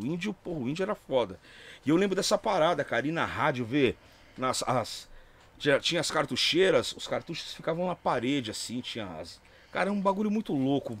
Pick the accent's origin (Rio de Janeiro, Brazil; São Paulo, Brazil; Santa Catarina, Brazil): São Paulo, Brazil; also born or lived in Taboão da Serra; eu sou da Barra Funda